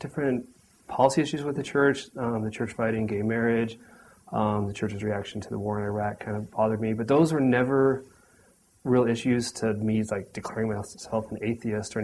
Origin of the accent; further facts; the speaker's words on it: Sandy, Utah, United States; now in Orem, United States; Grew up in Sandy, Utah for the most part.